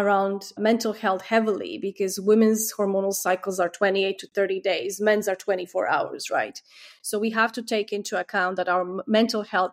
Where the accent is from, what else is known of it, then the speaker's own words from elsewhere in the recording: Croatia; now in United Kingdom; In my home country, Croatia